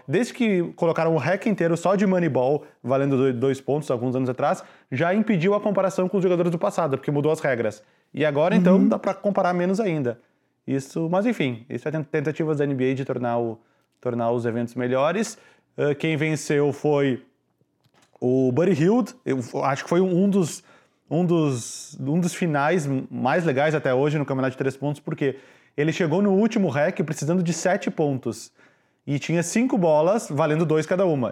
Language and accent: Portuguese; Brazil; now in Chicago, United States; eu sou do Brasil